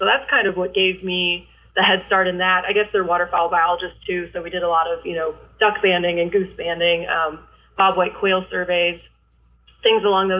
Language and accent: English; Michigan, United States; also born or lived in Ohio; now in Missouri, United States; So I'm originally from Michigan. I kind of claim Michigan and Ohio both because my dad's family is all from Michigan and my mom's family is from Ohio.